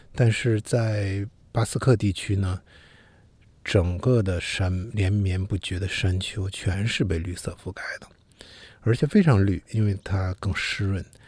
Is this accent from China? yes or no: yes; China; 我们中国人如果去到日本，很多字其实是能读个大概的